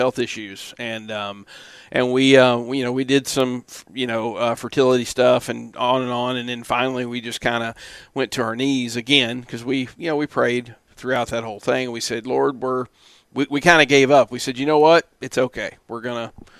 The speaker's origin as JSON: {"language": "English", "region": "Kentucky", "country": "United States", "moved": "yes", "lives_now": "Florida, United States", "said": "I'm from Kentucky. Been in Florida since 2004"}